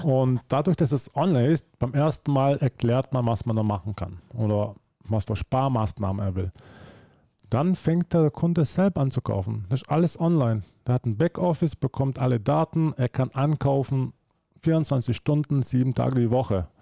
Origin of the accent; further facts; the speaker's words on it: Germany; also born or lived in Slovenia; now in Switzerland; ich bin geboren in Deutschland, dann bin ich ausgezogen nach Slowenien, habe ich dort äh, von 2002 bis äh, letztes Jahr äh, dort gelebt. Und jetzt bin ich in der Schweiz